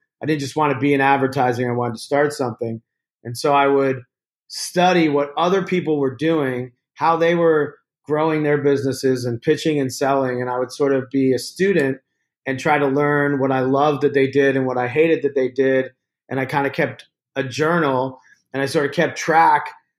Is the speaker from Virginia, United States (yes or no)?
yes; Virginia, United States; a kid growing up in Virginia.